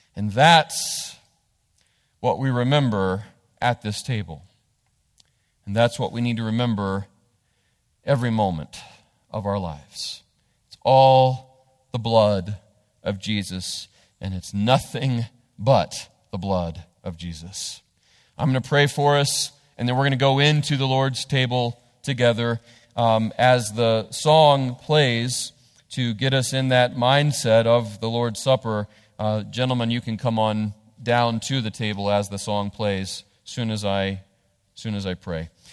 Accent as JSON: {"language": "English", "country": "United States", "said": "the rights we have as American citizens"}